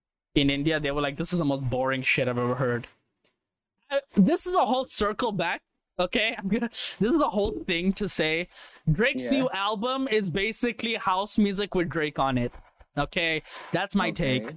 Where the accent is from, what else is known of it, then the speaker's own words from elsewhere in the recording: Western Cape, South Africa; I'm from Western Cape.